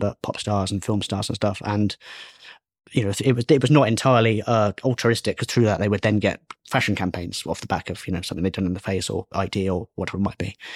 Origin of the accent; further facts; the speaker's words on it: Bristol, South West England, United Kingdom; moved away; also born or lived in Leeds; I'm from Bristol